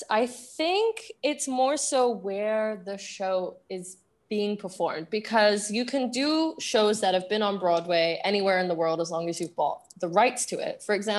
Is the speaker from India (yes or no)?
no; Singapore; accent: Singaporean; now in United Kingdom; Like my Singaporean accent will really come out in any context, but when I'm back in the UK